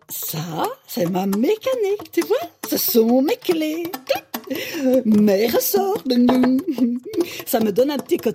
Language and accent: French; Belgium; enchantée … de Belgique. Ah ben voilà, c'est peut-être pour ça que j'ai un accent finalement.